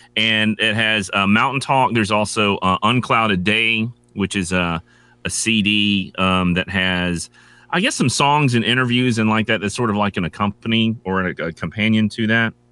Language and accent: English; North Carolina, United States; I'm from North Carolina